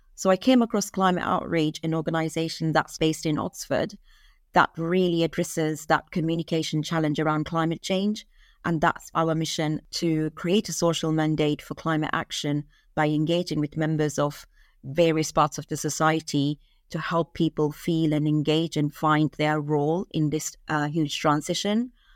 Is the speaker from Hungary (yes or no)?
no; Maldives; I'm from Maldives, and I grew up in the Maldives